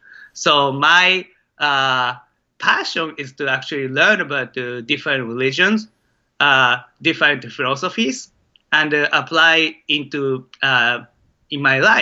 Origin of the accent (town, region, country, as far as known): Maebashi, Gunma, Japan; born or raised there; moved away as an adult; now in United States